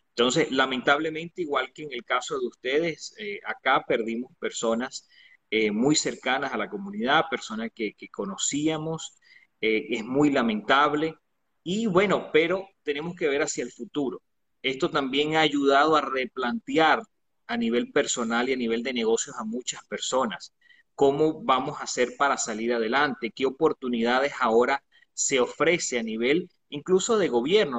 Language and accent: Spanish; Venezuela; moved away; una persona que nació en Venezuela